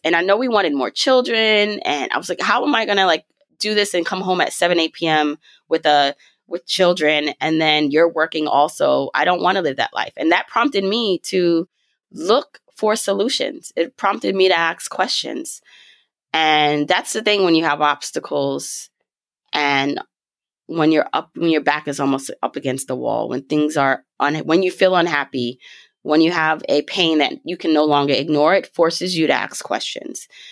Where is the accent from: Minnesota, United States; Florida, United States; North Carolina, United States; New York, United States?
New York, United States; also born or lived in Jamaica; I was raised in New York. I was raised in Brooklyn